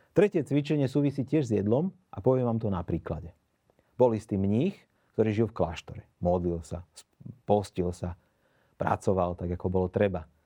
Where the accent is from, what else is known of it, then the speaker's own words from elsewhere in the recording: Bratislava, Bratislava Region, Slovakia; pochádzam z Bratislavy